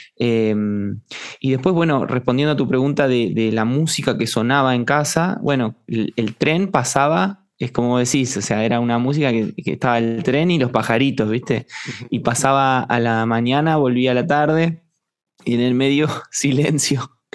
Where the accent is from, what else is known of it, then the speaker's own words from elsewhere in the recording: Estación Chapadmalal, Buenos Aires Province, Argentina; moved away; also born or lived in Mar del Plata; yo nací en Mar del Plata, y me crié en Estación Chapadmalal, que es un pueblo cerca de Mardel